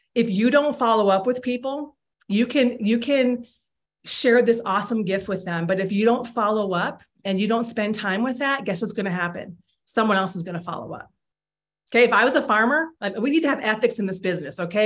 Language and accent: English; Iowa, United States; I grew up in Iowa